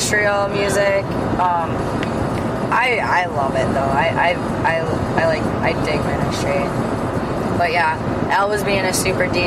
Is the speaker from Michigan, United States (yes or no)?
yes; Grand Rapids, Michigan, United States; so are we.